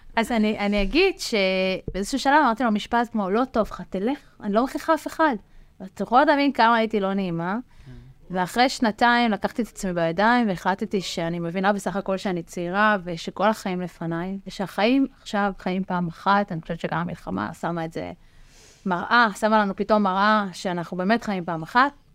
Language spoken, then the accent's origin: Hebrew; Rishon LeZion, Central District, Israel; אני גדלתי וחונכתי בראשון לציון, גם היום אני גרה שם